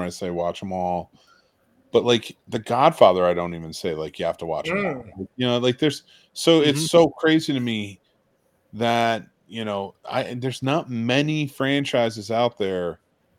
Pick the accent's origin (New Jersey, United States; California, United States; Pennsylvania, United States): New Jersey, United States; I'm from Jersey